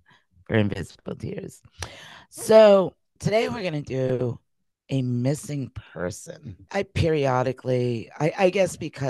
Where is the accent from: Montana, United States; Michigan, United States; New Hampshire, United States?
New Hampshire, United States; Hinsdale; Hinsdale, my hometown, Hinsdale. That's where I live, Hinsdale, New Hampshire.